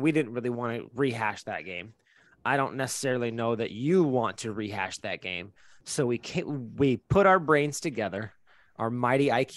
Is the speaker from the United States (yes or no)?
yes; San Diego, California, United States; moved away; we're from San Diego